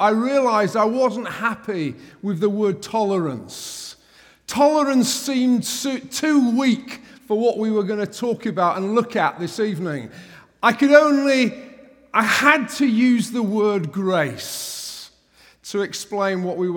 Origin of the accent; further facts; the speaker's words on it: England, United Kingdom; an Englishman